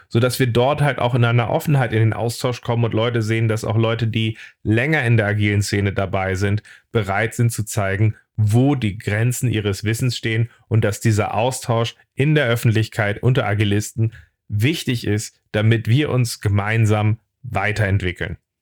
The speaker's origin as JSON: {"language": "German", "region": "Hamburg", "country": "Germany", "said": "ich bin Hamburger"}